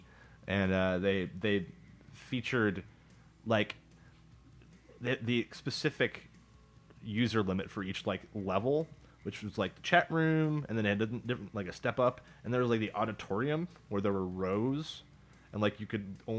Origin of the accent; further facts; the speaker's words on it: Milwaukee, Wisconsin, United States; when I say Milwaukee, my hometown, I just drop the L because that's how you show you're from Milwaukee.